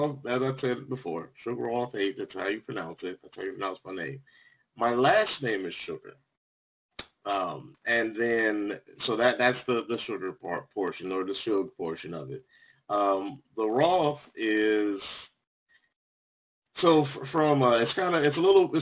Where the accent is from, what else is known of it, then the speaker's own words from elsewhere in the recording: Jacksonville, Florida, United States; also born or lived in Ohio / North Carolina; I grew up in Jacksonville, Florida, where I live currently